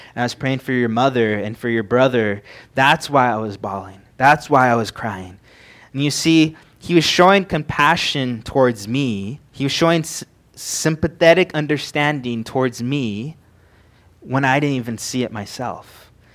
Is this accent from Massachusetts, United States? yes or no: no; San Bernardino, California, United States; moved away as an adult; now in Montana, United States; I came from San Bernardino, which is a small town in California